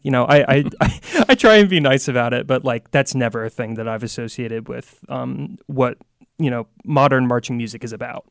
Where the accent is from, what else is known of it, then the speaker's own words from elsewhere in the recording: Virginia Beach, Virginia, United States; I'm from Virginia Beach